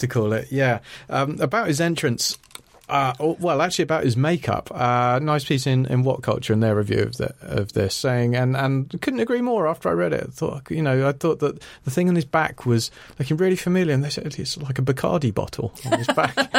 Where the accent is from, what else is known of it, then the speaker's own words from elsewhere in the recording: Ireland; I'm Irish